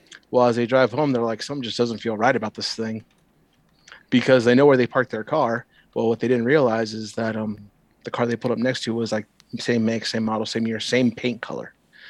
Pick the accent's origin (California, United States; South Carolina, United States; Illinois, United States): California, United States; Southern; moved away as an adult; also born or lived in San Diego, United States / Indiana, United States; I never had those problems growing up in Southern California.